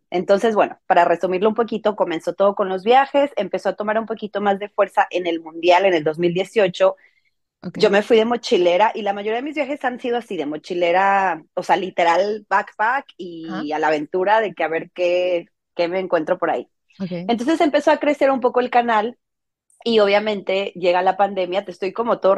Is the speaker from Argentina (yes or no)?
no; Mexico; moved away; porque yo siempre he vivido fuera de, México, yo soy mexicana, toda mi familia está en México.